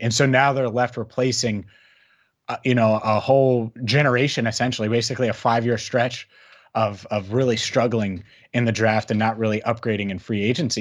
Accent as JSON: {"language": "English", "town": "Cincinnati", "region": "Ohio", "country": "United States", "tie": "born or raised there", "said": "I grew up in Cincinnati."}